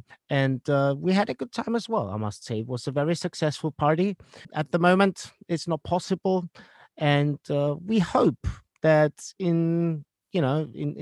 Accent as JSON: {"language": "English", "region": "Vienna", "country": "Austria", "tie": "born or raised there", "said": "my hometown, and that is Vienna"}